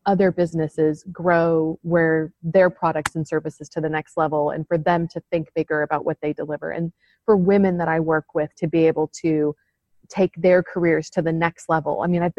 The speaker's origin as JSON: {"language": "English", "country": "United States", "also_born_or_lived": "Arizona", "moved": "as an adult", "lives_now": "London, United Kingdom", "said": "No, I'm not from London. Although, and in fact, I'm quite new to London. So I've lived here, in fact, just last week was just a year for me having moved to the UK. But I am an American."}